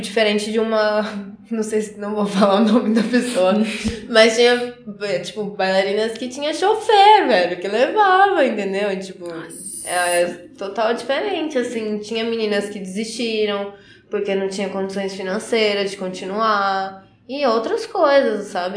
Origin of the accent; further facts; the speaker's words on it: Carapicuíba, São Paulo, Brazil; moved away as an adult; also born or lived in Barueri; now in Curitiba, Brazil; Eu sou paulista, eu nasci em Barueri, só que morava em Carapicuíba e hoje estou aqui em Curitiba